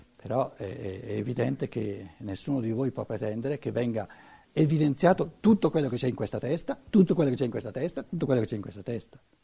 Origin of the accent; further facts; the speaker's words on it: Italy; in quanto italiano